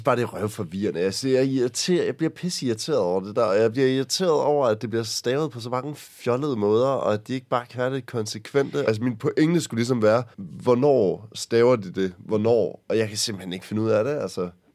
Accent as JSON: {"language": "Danish", "town": "Aarhus", "region": "Central Denmark Region", "country": "Denmark", "said": "der hvor jeg kommer fra, fra Aarhus Egen"}